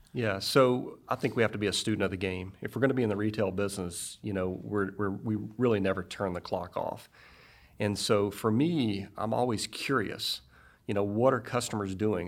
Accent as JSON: {"language": "English", "town": "Greenville", "region": "Mississippi", "country": "United States", "tie": "born or raised there", "also_born_or_lived": "Frankfurt, Germany / Fayetteville, Arkansas", "moved": "as an adult", "said": "grew up in Mississippi"}